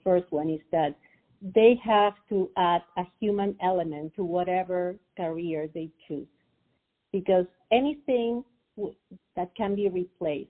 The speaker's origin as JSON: {"language": "English", "country": "Peru", "tie": "born or raised there", "said": "I'm Peruvian, so I was born and raised in Peru."}